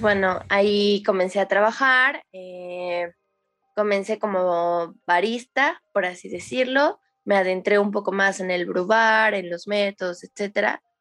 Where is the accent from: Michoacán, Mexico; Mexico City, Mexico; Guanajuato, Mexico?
Mexico City, Mexico; soy de Ciudad de México.